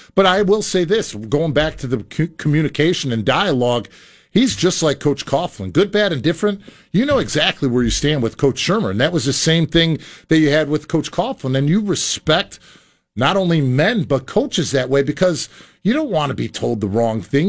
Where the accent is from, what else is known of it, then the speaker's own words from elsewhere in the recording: Chicago, Illinois, United States; now in New Jersey, United States; growing up on the south side of Chicago, I grew up in the Boys and Girls Clubs